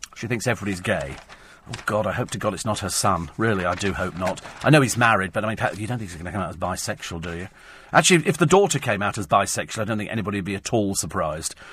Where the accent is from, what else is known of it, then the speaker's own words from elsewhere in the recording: United Kingdom; We're British.